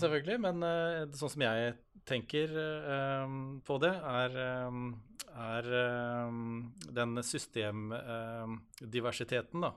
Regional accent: Halden, Østfold, Norway; jeg kommer fra Halden og bor i Halden

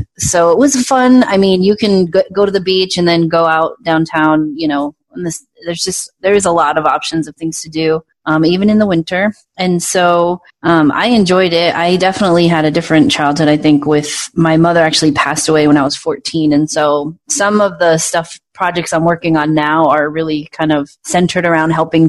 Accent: Providence, Rhode Island, United States; moved away as an adult; now in Phoenix, United States; I was born in Providence and I grew up there until I was 19 and then I moved away

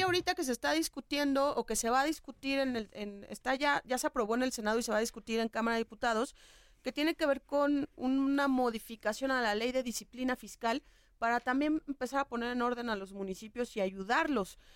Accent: Mexico; la educación que tenemos como mexicanos

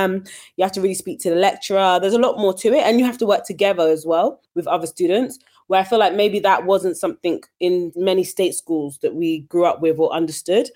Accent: London, United Kingdom; I grew up in East London, you know, a very diverse area, went to a local state school

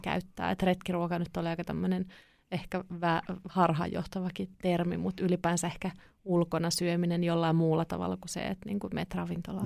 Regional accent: Kouvola, Kymenlaakso, Finland; also born or lived in Kuhmo, Kainuu; mä oon kotosin Kouvolasta

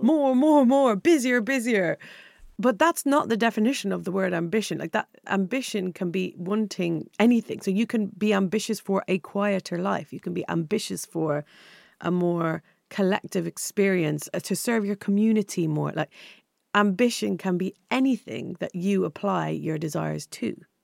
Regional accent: Ireland; when I was younger growing up in Ireland

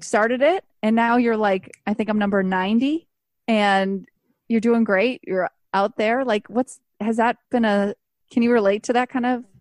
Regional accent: Buffalo, New York, United States; now in Los Angeles, United States; I grew up in Buffalo

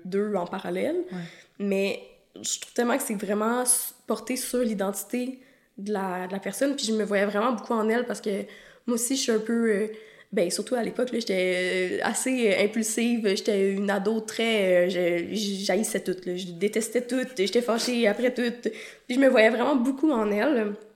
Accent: Quebec, Canada; je suis québécoise

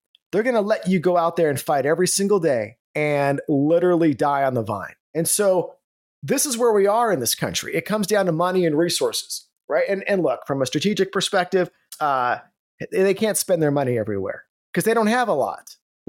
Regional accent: California, United States; moved away as an adult; now in Texas, United States; I am from California, now in Texas. So in California, I was born and raised, served in law enforcement out there, raised my family, and it was at once the state of Reagan.

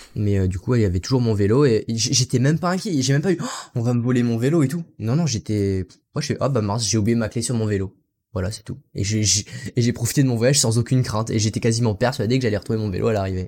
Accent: France; also born or lived in Aichi, Japan; Je suis français. Je suis pas natif anglophone

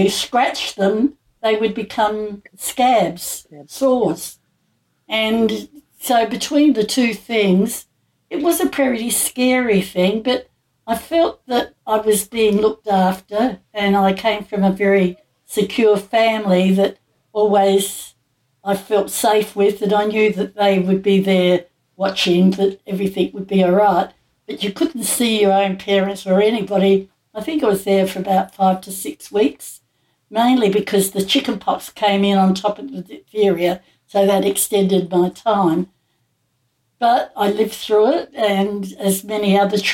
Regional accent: Adelaide, South Australia, Australia; I came from Adelaide.

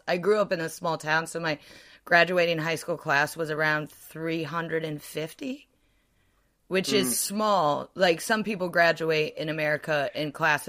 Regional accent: United States; moved away as an adult; now in United Kingdom; As an American who went to, like, a public American school.

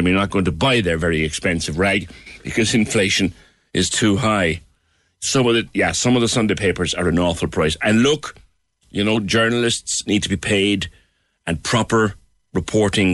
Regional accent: Cork, Munster, Ireland; I grew up in Ballinlock as well

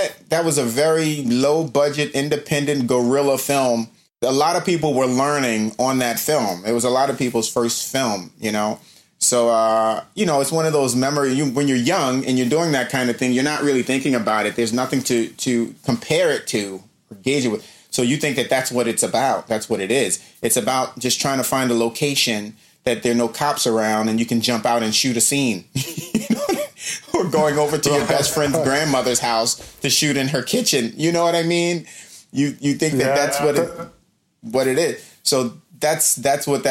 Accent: Baltimore, Maryland, United States; also born or lived in New York; I was born in New York, but my mother is originally from Baltimore. So when I was very young, my mom and dad split. And when they split, my mom moved back home to Baltimore and took me with her. And I was seven, me and my sister. My sister was five. I was seven. So I lived in Baltimore for 10 years growing up in Baltimore

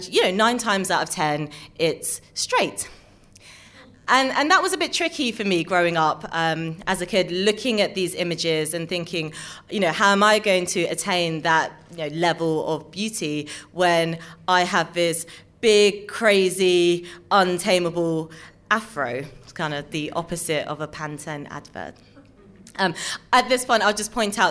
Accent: London, United Kingdom; I'm a mixed race girl born and bred in London

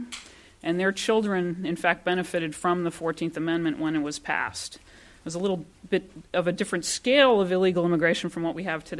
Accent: Alaska, United States; I'm from Alaska

